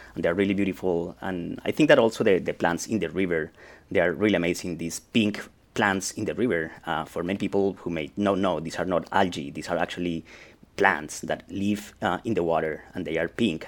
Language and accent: English; Colombia; I am from Colombia